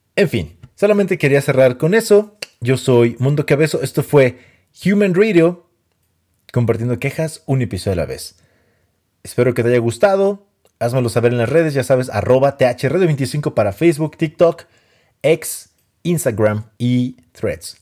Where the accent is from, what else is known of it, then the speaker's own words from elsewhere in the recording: Mexico; soy mexicano